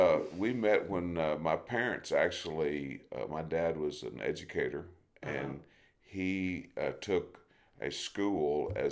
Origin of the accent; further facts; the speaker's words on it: Camden, Arkansas, United States; also born or lived in El Dorado, Arkansas / Independence, Missouri; now in Crane, United States; I was raised in Ouachita County.